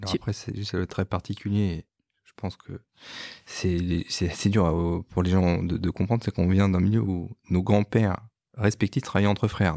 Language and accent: French; Strasbourg, Grand Est, France; moved away as an adult; also born or lived in Paris; né à Strasbourg. Je suis né en mai 1980, le lendemain de l'élection de François Mitterrand